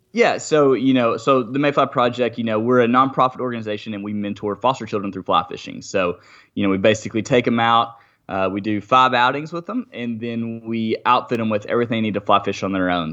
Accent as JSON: {"language": "English", "region": "Arkansas", "country": "United States", "said": "I'm from Arkansas"}